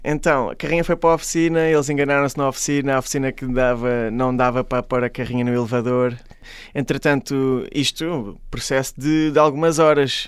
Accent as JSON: {"language": "Portuguese", "town": "Caldas da Rainha", "region": "Centro", "country": "Portugal", "said": "eu sou da, das Caldas da Rainha, sou da Zona Oeste"}